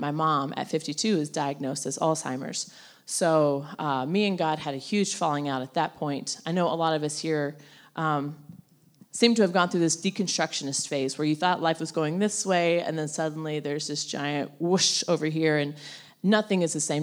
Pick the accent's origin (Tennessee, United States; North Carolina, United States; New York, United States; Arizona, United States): North Carolina, United States; I grew up in North Carolina